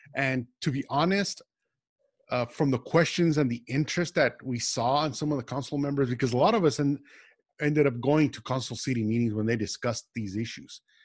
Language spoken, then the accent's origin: English; El Paso, Texas, United States; moved away as an adult; now in Austin, United States; I'm originally from El Paso, Texas